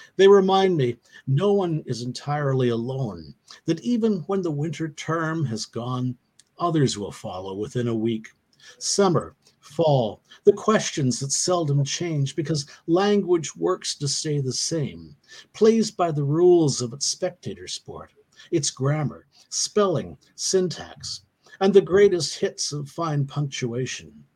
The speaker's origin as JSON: {"language": "English", "country": "Canada", "said": "I come from Canada"}